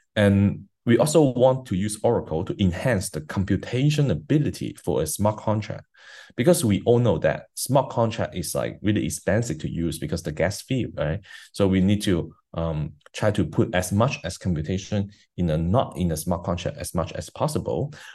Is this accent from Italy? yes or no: no; China; I grew up in China, so like in a high school, as a, as a high school kid in China